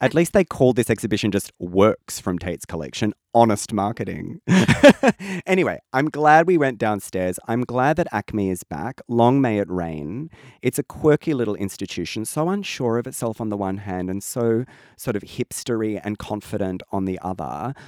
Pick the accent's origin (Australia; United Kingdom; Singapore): Australia; that problem that we have in Australia of historically seeing England as where we come from